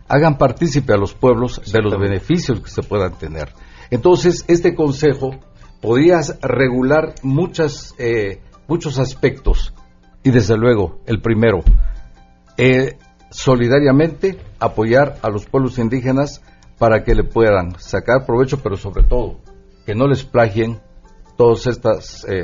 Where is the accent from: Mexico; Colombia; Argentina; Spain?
Mexico; que es parte de nosotros como mexicanos. Eh, en primer lugar, a nosotros como indígenas nos toca cuidar, proteger, defender